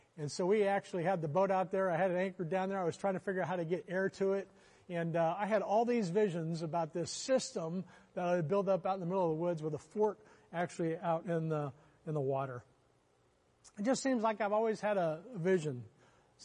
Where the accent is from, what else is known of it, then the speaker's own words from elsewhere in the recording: Oklahoma, United States; I grew up in Oklahoma